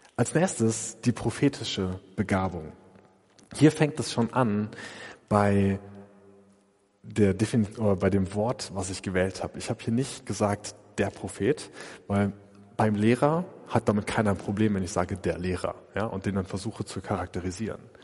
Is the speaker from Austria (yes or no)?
no; Germany